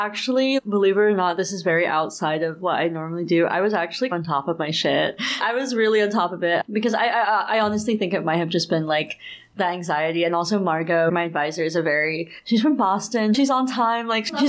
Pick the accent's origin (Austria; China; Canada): China; born there; Actually, I'm adopted from China.